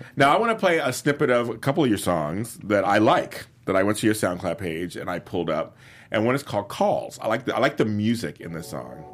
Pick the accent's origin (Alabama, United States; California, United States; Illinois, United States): California, United States; Los Angeles; I grew up in South Central